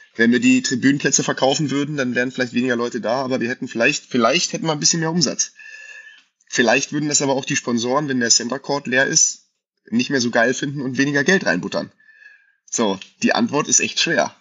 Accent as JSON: {"language": "German", "town": "Frankenberg", "country": "Germany", "said": "bei uns in Frankenberg"}